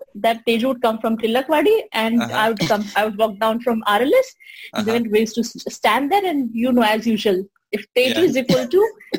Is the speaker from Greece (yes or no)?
no; Belgaum, Karnataka, India; also born or lived in Udupi; I come from Belgaum.